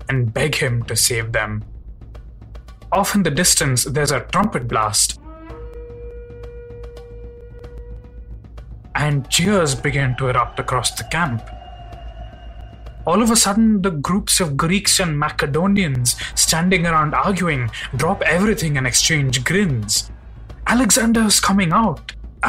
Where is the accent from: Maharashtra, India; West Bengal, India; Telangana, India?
Telangana, India; Hyderabad; I grew up in Hyderabad in the South Indian state of Telangana